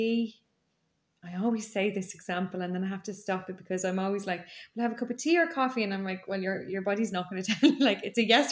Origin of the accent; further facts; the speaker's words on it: Ireland; I grew up in Donnymead